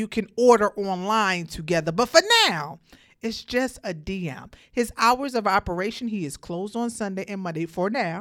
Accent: New York, United States; now in Atlanta, United States; I live in Atlanta. I'm from New York, of course

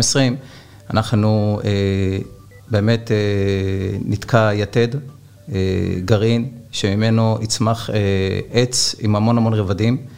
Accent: Ashdod, Southern District, Israel; אני אשדודי גאה מאוד

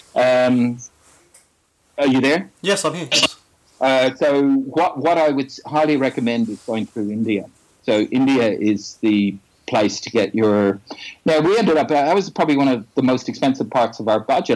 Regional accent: Dublin, Leinster, Ireland; I'm originally from the Republic of Ireland, Dublin

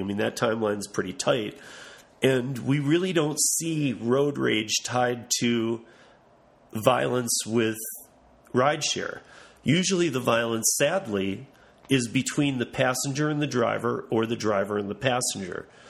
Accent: Lansing, Michigan, United States; now in Denver, United States; my hometown in Lansing, Michigan

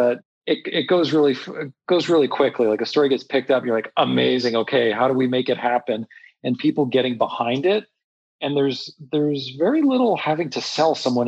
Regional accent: Montreal, Quebec, Canada; I grew up in Montreal and grew up in the city

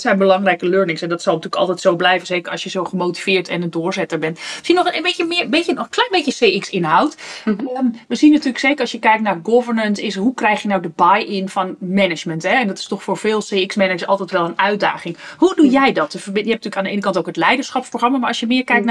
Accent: Netherlands; als, als Nederlanders

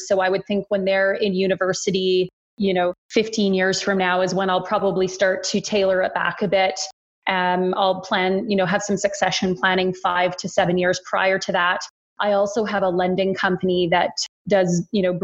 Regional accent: Wetaskiwin, Alberta, Canada; also born or lived in Edmonton; now in Calgary, Canada; I grew up in a small town in central rural Alberta called Wetaskiwin

